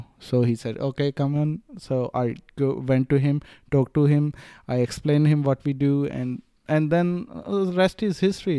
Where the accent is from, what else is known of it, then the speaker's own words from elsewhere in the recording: Melbourne, Victoria, Australia; And when I tell them, like, I'm from Melbourne, just came to meet you, then they know how serious I am.